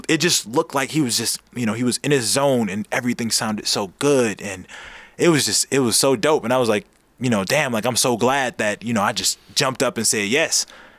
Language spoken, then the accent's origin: English; Los Angeles, California, United States; also born or lived in Inglewood, California; I grew up in Inglewood and in South Central